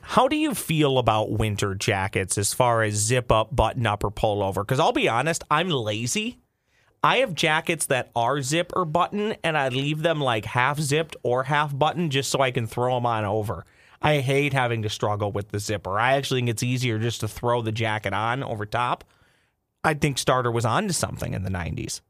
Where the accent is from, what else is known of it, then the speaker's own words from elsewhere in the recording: Minneapolis, Minnesota, United States; we're from Minneapolis